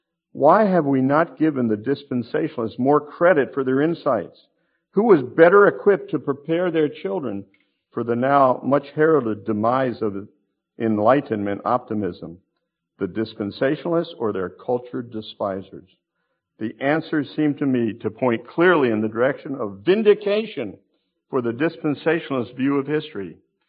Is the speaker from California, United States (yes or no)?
no; West Hartford, Connecticut, United States; I was a brand new believer in Connecticut. My hometown was West Hartford.